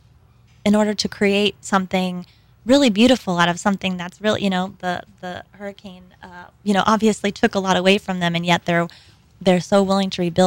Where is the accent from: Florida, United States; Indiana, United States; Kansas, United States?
Kansas, United States; also born or lived in Texas; now in Louisiana, United States; I am from Kansas and my grandparents went through the Dust Bowl.